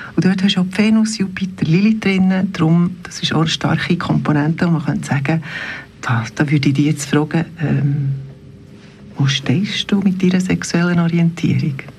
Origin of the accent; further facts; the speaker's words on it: Bernese Oberland, Switzerland; ich bin im Oberland aufgewachsen